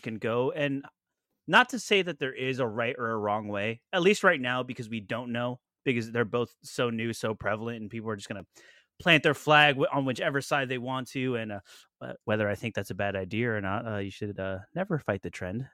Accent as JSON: {"language": "English", "region": "Florida", "country": "United States", "said": "we are from Florida"}